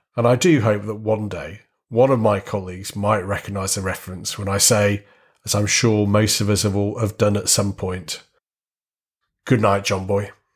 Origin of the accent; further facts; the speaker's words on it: Warrington, North West England, United Kingdom; growing up in a town in the northwest of England